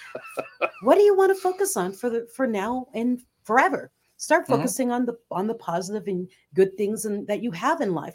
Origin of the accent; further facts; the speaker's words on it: Philippines; moved away; Growing up in the Philippines, back in my teen years